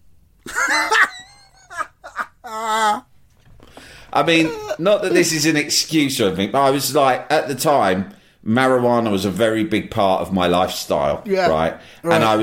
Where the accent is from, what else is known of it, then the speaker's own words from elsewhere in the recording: London, United Kingdom; I'm from London